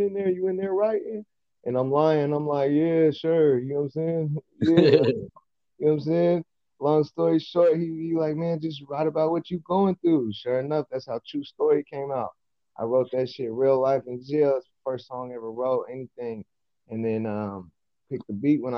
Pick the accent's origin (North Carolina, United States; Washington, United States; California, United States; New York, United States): California, United States; Modesto; I'm from Modesto, California, east side to be exact.